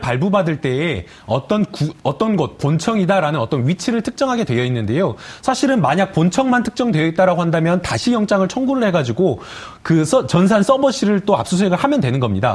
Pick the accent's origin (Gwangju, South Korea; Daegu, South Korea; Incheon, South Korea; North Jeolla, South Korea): Gwangju, South Korea; 제가 이제 광주 출신이고 광주 법조계를 좀 알기 때문에